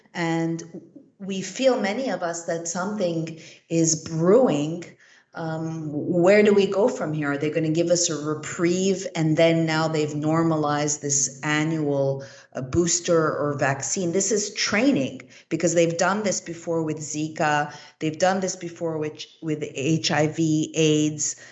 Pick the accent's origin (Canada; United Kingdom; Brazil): Canada; Montreal, Quebec; moved away; I am originally from Montreal, Canada